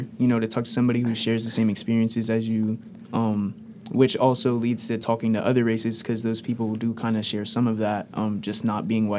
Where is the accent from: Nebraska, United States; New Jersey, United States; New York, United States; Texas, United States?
New Jersey, United States; moved away as an adult; now in Athens, Ohio, United States; growing up in New Jersey, we just had, like, a diverse population.